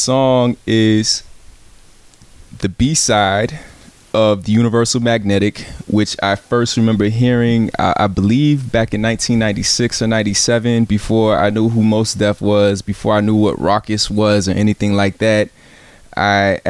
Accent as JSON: {"language": "English", "town": "Virginia Beach", "region": "Virginia", "country": "United States", "tie": "born or raised there", "also_born_or_lived": "San Antonio, Texas / Chicago, Illinois / Champaign, Illinois / East Coast", "moved": "yes", "said": "Grew up in Virginia Beach, Virginia"}